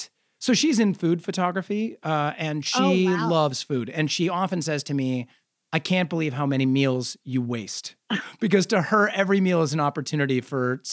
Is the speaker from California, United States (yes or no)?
no; Nebraska, United States; moved away as an adult; now in Los Angeles, United States; an adopted Angeleno, I'm from Nebraska. I moved here 20 years ago.